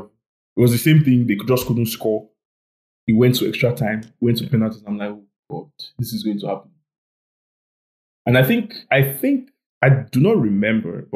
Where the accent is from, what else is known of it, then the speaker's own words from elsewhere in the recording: Lagos, Nigeria; I was born and raised in Surulere